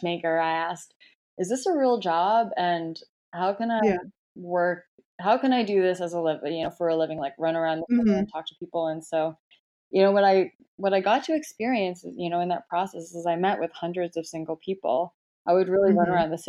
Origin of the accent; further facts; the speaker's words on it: Michigan, United States; moved away as an adult; also born or lived in Atlanta, United States / England / Hong Kong / Shanghai, China; now in New York, United States; I'm actually originally from Michigan. My parents are Korean. And, I was born there, grew up there